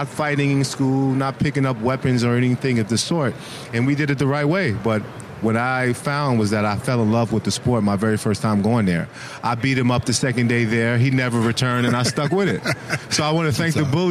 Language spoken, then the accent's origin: English; New York City, New York, United States; my hometown of Brooklyn